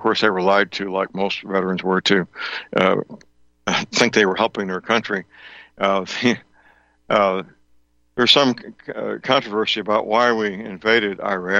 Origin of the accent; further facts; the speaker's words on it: St. Louis, Missouri, United States; the record center in St. Louis, my hometown.